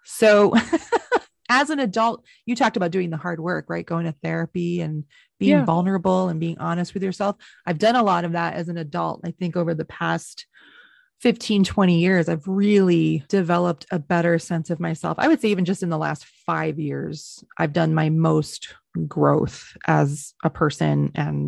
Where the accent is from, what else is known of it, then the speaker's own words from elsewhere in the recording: Honeoye Falls, New York, United States; I'm from a little suburb called Honeyway Falls, which is about, you know, 20 minutes from downtown Rochester